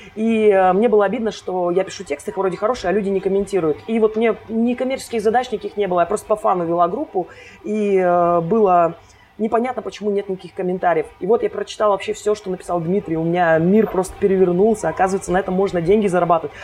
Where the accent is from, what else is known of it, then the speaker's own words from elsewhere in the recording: Kostomuksha, Republic of Karelia, Russia; moved away as an adult; now in Saint Petersburg, Russia; я родилась в маленьком городочке под названием Костомукша